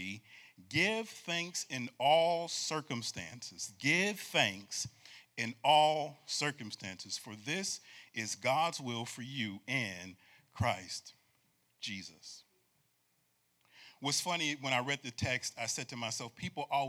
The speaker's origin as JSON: {"language": "English", "town": "Syracuse", "region": "New York", "country": "United States", "said": "I'm from Syracuse, New York"}